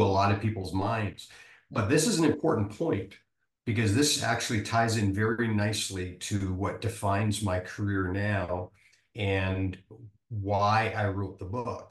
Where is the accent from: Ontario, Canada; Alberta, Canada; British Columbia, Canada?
British Columbia, Canada; Vancouver; now in Nebraska, United States; I grew up in Vancouver, Canada. I live in Nebraska now